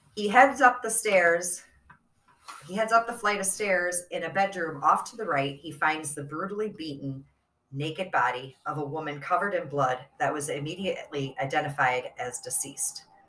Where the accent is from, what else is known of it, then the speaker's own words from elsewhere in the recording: Midwest, United States; we're from Midwest, tri-state area